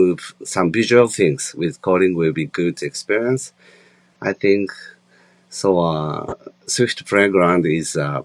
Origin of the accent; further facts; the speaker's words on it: Japan; So in Japan and in my hometown